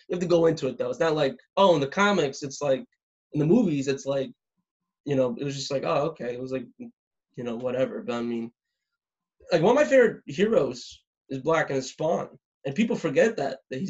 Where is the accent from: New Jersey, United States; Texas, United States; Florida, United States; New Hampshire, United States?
Florida, United States; South; growing up in South Florida as a straight white guy